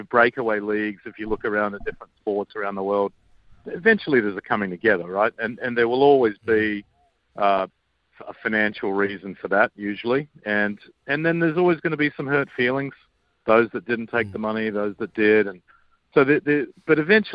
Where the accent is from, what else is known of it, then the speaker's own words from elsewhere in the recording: Australia; I grew up with in Australia